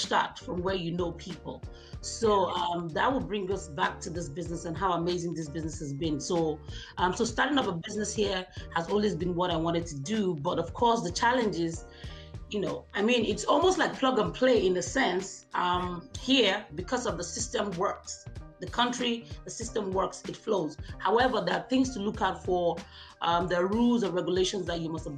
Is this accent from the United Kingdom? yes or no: no; Nigeria; moved away as an adult; now in Hamilton, Canada; I'm from Nigeria originally, and I'm just 3 years in Canada.